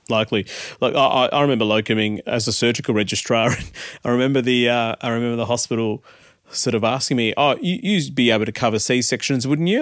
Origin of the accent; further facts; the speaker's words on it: Melbourne, Victoria, Australia; also born or lived in India; brought up in Australia, born in India